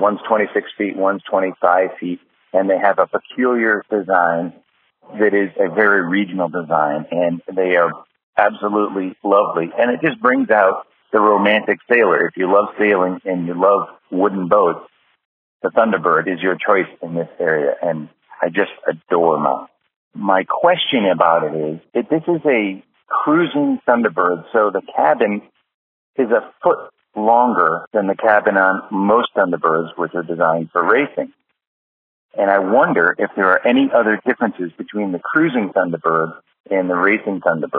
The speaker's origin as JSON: {"language": "English", "region": "Massachusetts", "country": "United States", "tie": "born or raised there", "said": "it reminds me of a boat I grew up racing on Cape Cod called the Wiano Senior."}